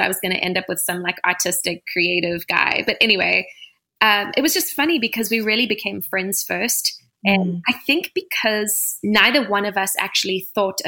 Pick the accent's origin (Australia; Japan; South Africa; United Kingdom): South Africa; moved away as an adult; now in United States; So I was born and raised in South Africa, and I came over to America for music.